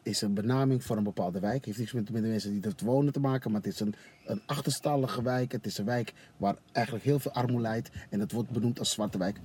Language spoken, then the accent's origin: Dutch; Suriname; now in Netherlands; ik als Surinamer